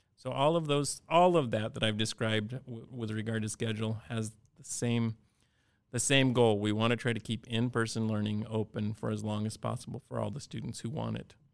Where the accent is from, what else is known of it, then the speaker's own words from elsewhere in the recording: Cordova, Alaska, United States; I grew up in Cordova, and like many places in Alaska